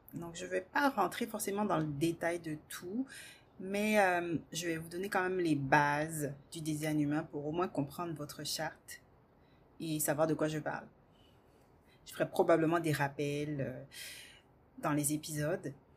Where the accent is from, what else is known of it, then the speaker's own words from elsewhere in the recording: Guadeloupe, France; moved away as an adult; also born or lived in Metropolitan France; Je suis partie à l'âge de 18 ans faire mes études en France, puisque je viens de la Guadeloupe